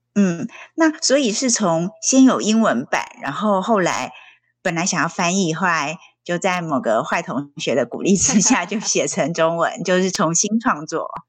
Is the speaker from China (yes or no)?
no; Taiwan; 你跟我一样是在台湾受教育，然后国小、国中、高中到大学